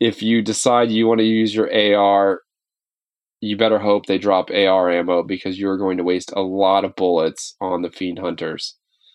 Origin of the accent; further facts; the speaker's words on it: Kansas City, Missouri, United States; moved away; I was born here in Kansas City, Missouri